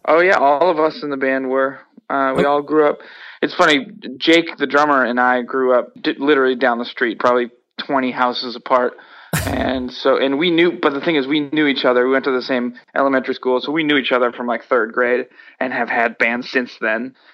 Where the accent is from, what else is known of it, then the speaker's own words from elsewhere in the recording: Worcester, Massachusetts, United States; I personally loved growing up in Worcester.